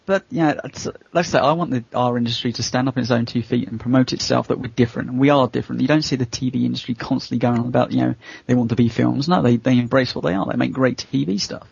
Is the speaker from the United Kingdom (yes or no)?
yes; United Kingdom; I as a British person